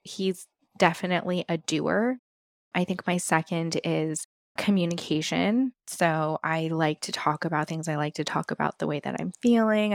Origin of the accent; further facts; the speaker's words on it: West Coast, United States; I grew up on the West Coast